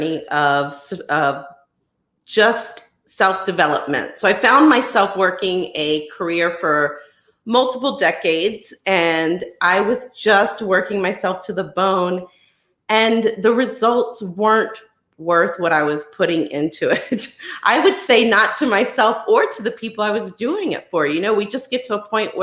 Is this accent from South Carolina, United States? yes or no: no; New Orleans, Louisiana, United States; I am from the New Orleans, Louisiana area.